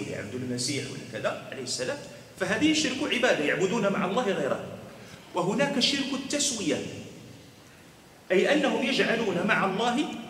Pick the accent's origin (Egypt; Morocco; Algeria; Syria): Morocco; حنا عندنا في المغرب